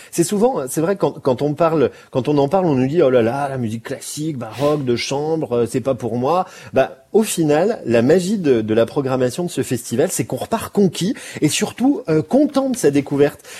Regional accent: Besançon, Bourgogne-Franche-Comté, France; généralement quand je dis que je viens de Besançon, on me répond ah oui Brégançon

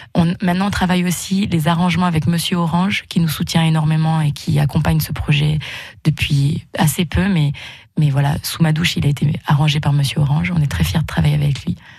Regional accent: Haute-Loire, Auvergne-Rhône-Alpes, France; moved away; also born or lived in Bourg-en-Bresse; je suis originaire de Haute-Loire et après, j'ai vécu longtemps sur Bourg-en-Bresse

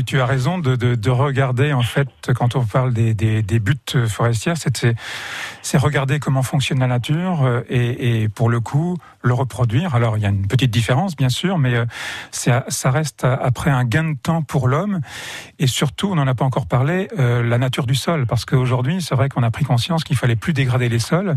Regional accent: Château-du-Loir, Pays de la Loire, France; je suis natif de Château du Loir et que mes racines sont ici

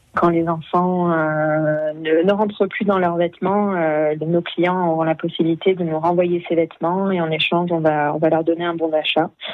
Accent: the Grasse area, Provence-Alpes-Côte d'Azur, France; also born or lived in England; je suis anglaise, mais je suis arrivée dans la région à l'âge de 8 ans.

